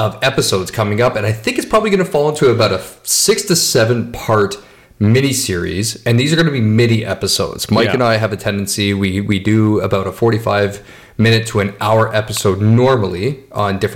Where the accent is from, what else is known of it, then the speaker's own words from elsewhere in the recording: Canada; we're Canadian